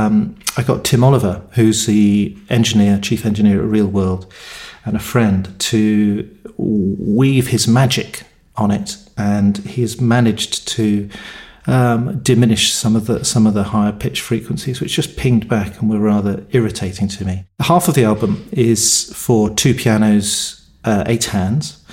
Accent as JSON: {"language": "English", "area": "Cornwall", "region": "South West England", "country": "United Kingdom", "tie": "born or raised there", "said": "I was born in Cornwall, in the UK. I now live in Cornwall"}